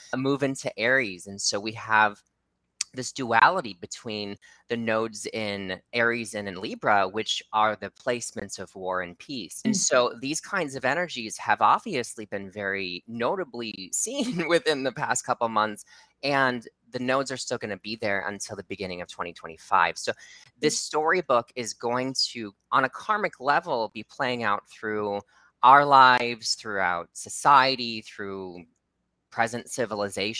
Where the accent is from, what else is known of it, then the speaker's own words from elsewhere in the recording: Midwest, United States; I grew up in the Midwest